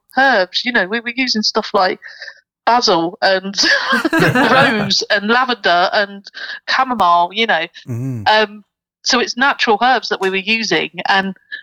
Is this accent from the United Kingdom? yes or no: yes; Portsmouth, South East England, United Kingdom; now in Nottingham, United Kingdom; whenever I go down to Portsmouth, which is my hometown